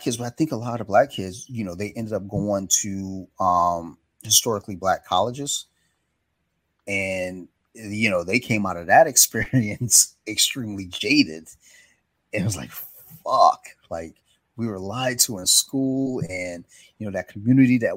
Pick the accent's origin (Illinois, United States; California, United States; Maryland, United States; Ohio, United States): Maryland, United States; Columbia; Maryland's very bizarre, especially where I grew up in Columbia